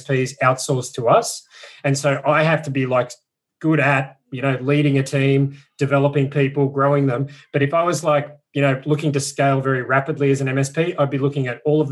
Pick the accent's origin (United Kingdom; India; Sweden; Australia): Australia; being an Aussie